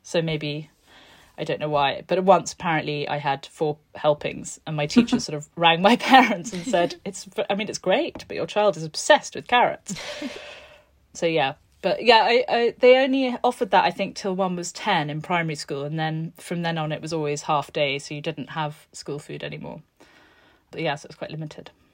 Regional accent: Tuscany, Italy; also born or lived in London; now in Florence, Italy; I grew up in this, um, in this farmhouse on a beautiful hill in Tuscany between Siena and Montalcino

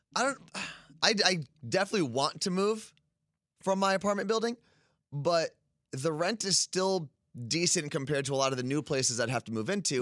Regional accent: Ridgewood, New Jersey, United States; moved away; I was growing up in Ridgewood.

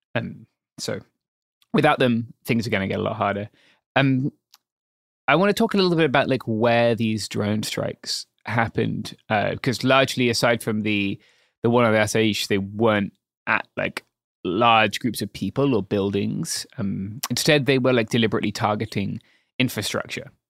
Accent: England, United Kingdom; as a Englishman

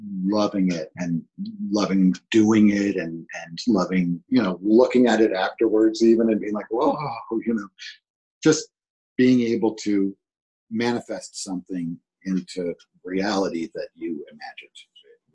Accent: New York City, New York, United States; moved away; I grew up in New York City in the 70s

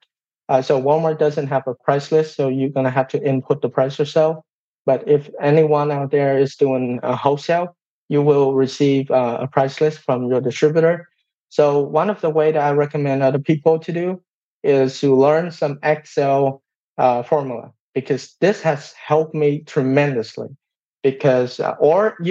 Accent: Vietnam; English is a second language; moved away as an adult; now in United States; I came from Vietnam.

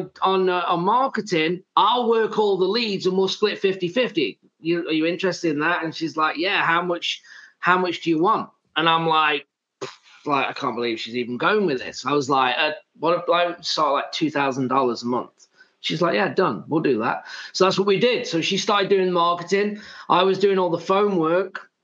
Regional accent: England, United Kingdom; now in United States; I'm from England

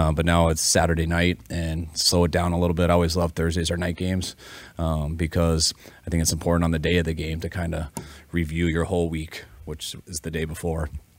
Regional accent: Colorado, United States; And I'm from Colorado, so my wife went there.

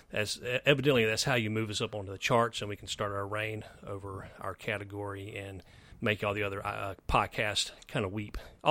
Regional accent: American South, United States; Besides being American and Southern by the grace of God, we've had some life experiences

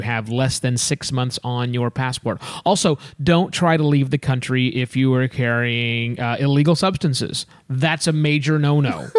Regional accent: United States; us Americans

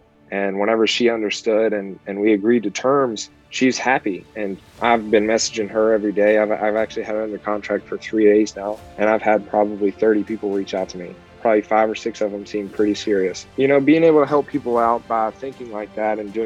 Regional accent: Kentucky, United States; now in Pompano Beach, United States; I'm actually from Kentucky originally

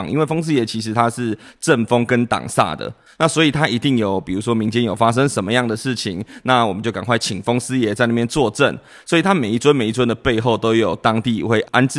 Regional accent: Taipei, Taiwan; now in Kinmen, Taiwan; 我追我的老婆来到金门，那我从台北市来

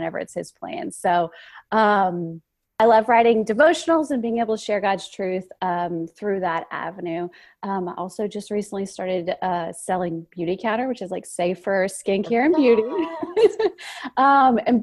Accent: Louisiana, United States; I'm from the South, from Louisiana

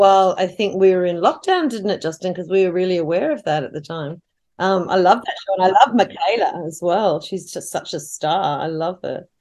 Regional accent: Australia; as an Australian

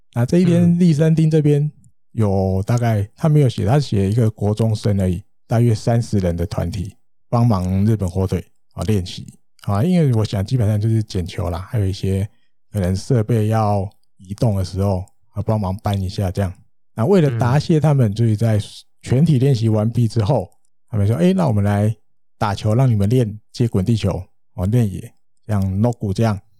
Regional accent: Taiwan; 我们台湾人

